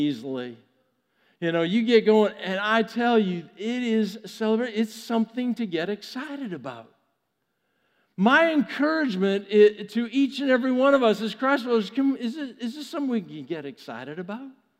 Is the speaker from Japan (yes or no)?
no; Vancouver, British Columbia, Canada; now in United States; when the Olympics were in my hometown in 2010